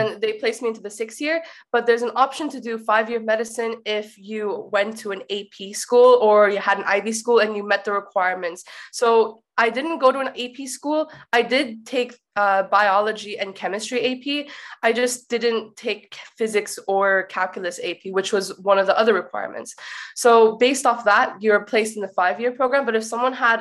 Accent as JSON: {"language": "English", "town": "Abbotsford", "region": "British Columbia", "country": "Canada", "tie": "born or raised there", "also_born_or_lived": "Ireland", "first_language": "English", "moved": "as an adult", "said": "I actually was born and raised in Abbotsford, Canada"}